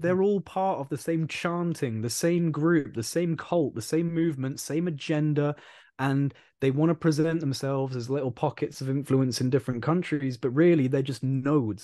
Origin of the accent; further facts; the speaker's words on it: United Kingdom; I'm British